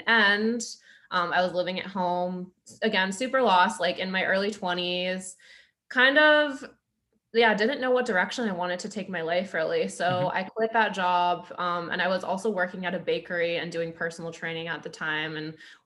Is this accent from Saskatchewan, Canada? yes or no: no; Grimsby, Ontario, Canada; moved away as an adult; also born or lived in Toronto; now in Ottawa, Canada; I'm from a small town called Grimsby. It's about an hour out from Toronto.